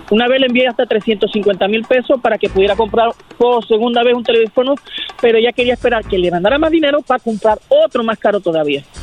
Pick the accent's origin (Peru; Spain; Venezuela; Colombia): Venezuela; yo soy de Venezuela.